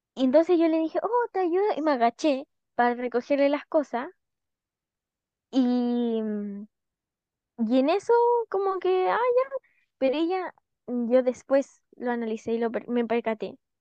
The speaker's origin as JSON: {"language": "Spanish", "country": "Chile", "moved": "yes", "said": "que no somos de Santiago."}